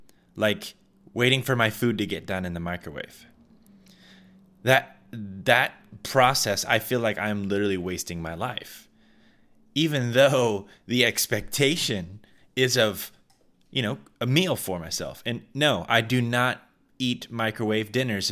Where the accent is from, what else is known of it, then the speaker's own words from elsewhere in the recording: Midwest, United States; I'm from the Midwest, we had many tornado storms